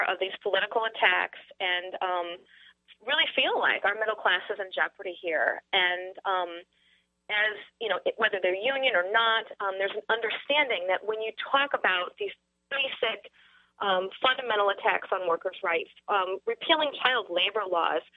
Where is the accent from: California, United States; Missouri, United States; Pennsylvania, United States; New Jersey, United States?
Missouri, United States; St. Louis; I grew up in St. Louis, and every morning at the breakfast table, I read the St. Louis Post-Dispatch